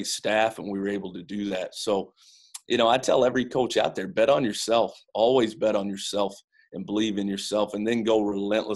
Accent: London, Kentucky, United States; moved away; I'm from London, Kentucky

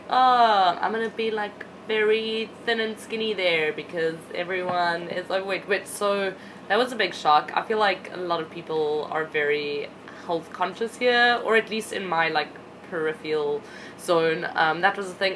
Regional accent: Krugersdorp, Gauteng, South Africa; moved away; I'm from Krugersdorp

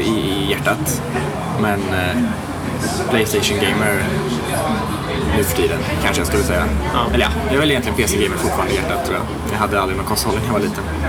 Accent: Värmland, Sweden; also born or lived in Skövde; now in Stockholm, Sweden; Jag är från eh, Värmland från början egentligen

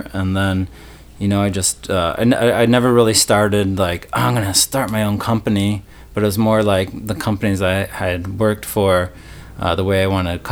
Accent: Chicago, Illinois, United States; I grew up in the north suburbs of Chicago

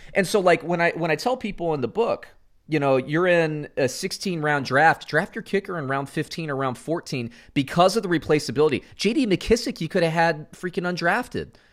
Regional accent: Central Florida, United States; I grew up in Central Florida

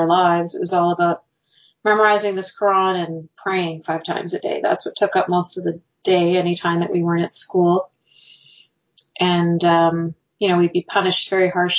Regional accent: Canada; I was born and raised in Canada

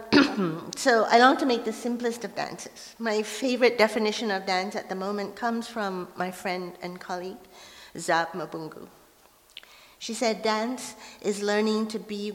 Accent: Malaysia; first language Hokkien; English is a second language; now in Vancouver, Canada; I was growing up in Malaysia, I grew up at a time when Chinese people were not allowed to perform the lion dance in public

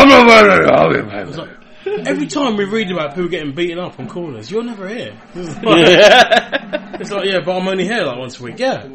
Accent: England, United Kingdom; We're too British.

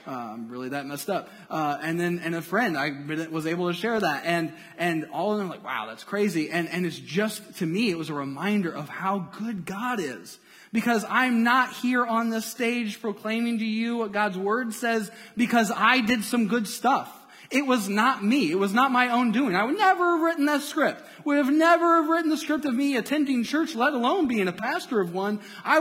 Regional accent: Indiana, United States; moved away as an adult; also born or lived in Cincinnati; I'm from Indiana.

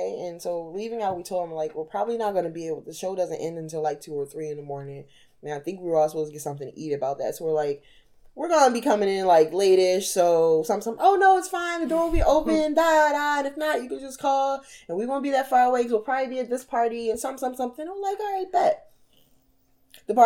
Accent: United States; I'm an American

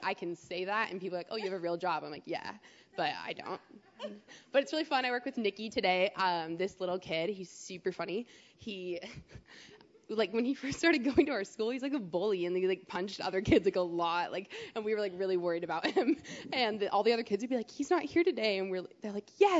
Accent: Maple Valley, Washington, United States; growing up for me, I grew up in Maple Valley.

